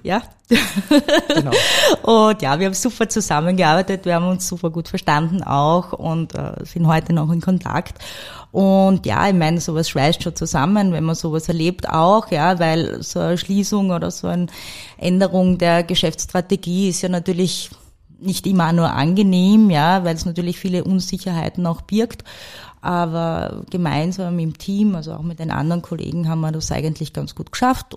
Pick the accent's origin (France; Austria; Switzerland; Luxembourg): Austria; St. Peter am Kammersberg, Styria; moved away; also born or lived in Salzburg / Frankfurt; Ich bin im Bezirk Mura aufgewachsen, in einem kleinen Ort namens St. Peter am Kammersberg